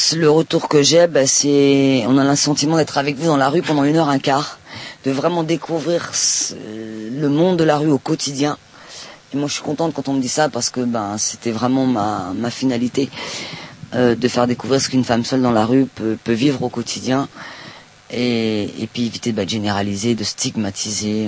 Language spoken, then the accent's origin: French; Palestine; now in France; je viens de Palestine